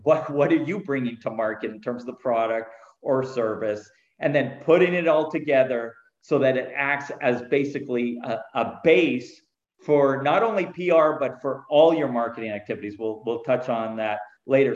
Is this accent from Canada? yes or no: yes; Canada; moved away as an adult; also born or lived in California; I am Canadian. I started out in Canada